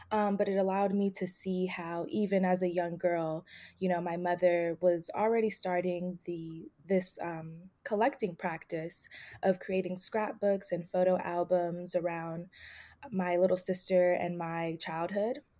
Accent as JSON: {"language": "English", "area": "Bay Area", "region": "California", "country": "United States", "tie": "born or raised there", "also_born_or_lived": "Atlanta, Georgia / Delaware", "moved": "as an adult", "said": "So, I'm originally from the Bay Area, California. Uh, I was born and raised there. That's also where my family is from. Um, I moved to Atlanta, Georgia in 2014 to study at Emory University"}